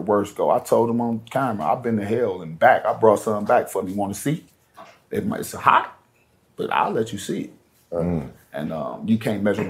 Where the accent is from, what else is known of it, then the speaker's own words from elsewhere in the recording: Cleveland, Ohio, United States; now in Florida, United States; I'm in Florida now. I grew up in Cleveland